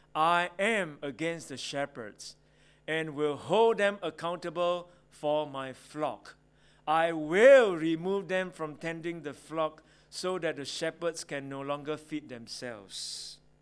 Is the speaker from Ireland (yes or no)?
no; Singapore; I grew up in Singapore